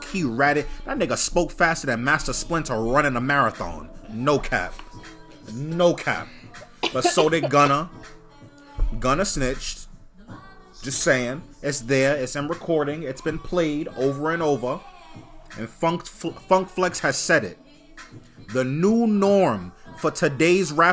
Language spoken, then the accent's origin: English; New York City, New York, United States; I'm from Bushwick. I'm from that part of Brooklyn. I'm from the Bed-Stuy Bushwick area.